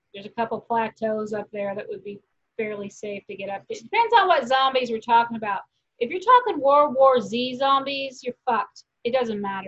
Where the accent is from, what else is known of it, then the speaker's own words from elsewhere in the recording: Tyler, Texas, United States; now in Kansas, United States; I grew up in East Texas, like Tyler. I spent my elementary school years in that area